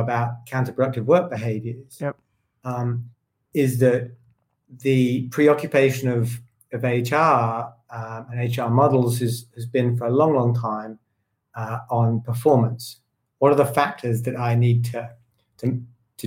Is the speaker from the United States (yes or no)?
no; United Kingdom; me as a British person